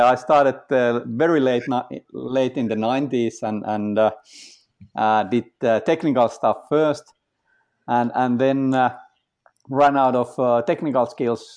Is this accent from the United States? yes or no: no; Finland; I'm from Finland